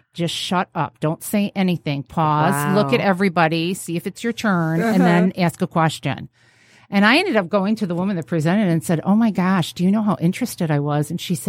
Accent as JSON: {"language": "English", "region": "New York", "country": "United States", "moved": "yes", "lives_now": "Midwest, United States", "said": "And I moved to the Midwest from New York State."}